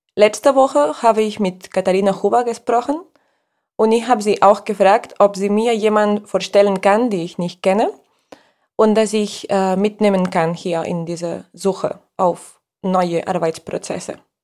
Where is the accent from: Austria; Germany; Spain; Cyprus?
Spain; German is a second language; als Spanierin